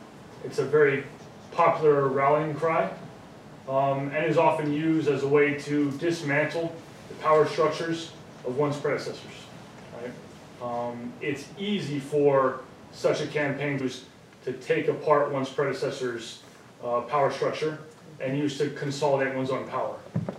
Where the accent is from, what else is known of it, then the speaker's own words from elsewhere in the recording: Kinshasa, DR Congo; I spent most of my life on the continent. I grew up in Kinshasa, across Africa